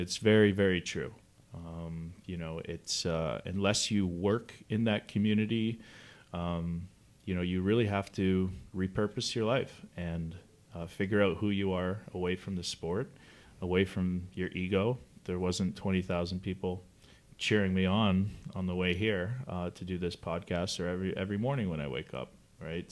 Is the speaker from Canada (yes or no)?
yes; Canada; moved away as an adult; now in United States; I'm from Canada